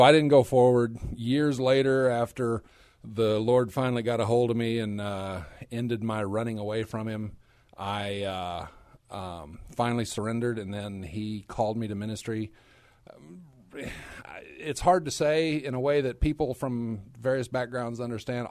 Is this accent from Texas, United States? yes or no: yes; Dallas-Fort Worth area, Texas, United States; also born or lived in Korea; I'm actually a native Texan. I grew up in the Dallas-Fort Worth area